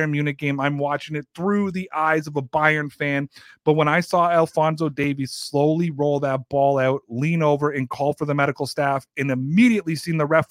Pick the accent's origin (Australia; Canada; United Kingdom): Canada; my home country of Canada, and my ancestry of Germany